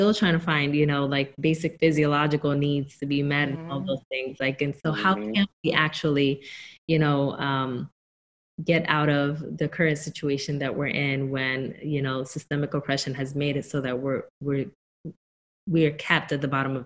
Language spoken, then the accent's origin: English; Newark, New Jersey, United States; moved away as an adult; I come from Newark, New Jersey. And up until about 5 months ago, I still lived in Newark, New Jersey.